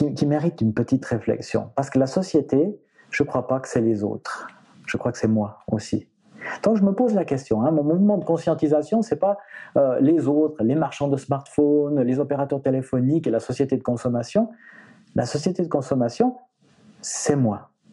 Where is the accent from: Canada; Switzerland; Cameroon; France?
Switzerland; chez nous en Suisse